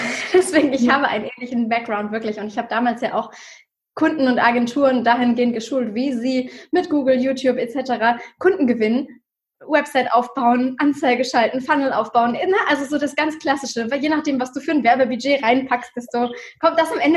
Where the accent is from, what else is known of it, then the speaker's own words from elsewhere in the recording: Germany; Ähm, ich komme ursprünglich aus der Nähe von Hamburg und habe in 2016 für mich beschlossen, es muss irgendwie mehr für mein Leben geben.